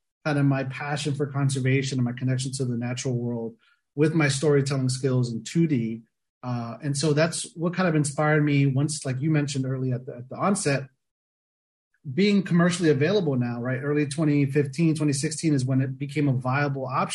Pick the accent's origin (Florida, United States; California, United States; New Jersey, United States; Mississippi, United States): Florida, United States; South Florida near Miami, United States; I grew up in South Florida near Miami, you know, grew up a beach bum